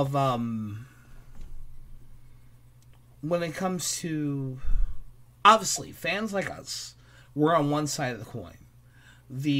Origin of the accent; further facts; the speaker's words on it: New York City, New York, United States; I'm from New York City. I'm from Brooklyn, New York.